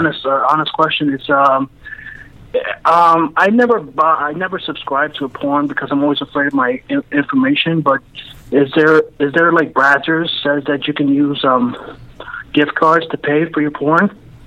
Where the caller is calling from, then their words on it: New York, United States; I'm from New York.